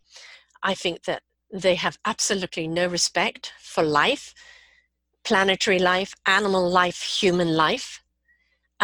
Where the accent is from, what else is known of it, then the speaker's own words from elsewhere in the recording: Canada; I'm Canadian